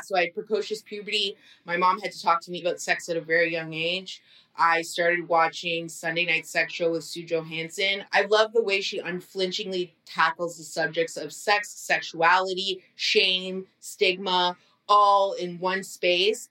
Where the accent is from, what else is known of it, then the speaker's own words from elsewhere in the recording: Burlington, Ontario, Canada; I grew up in Burlington, Ontario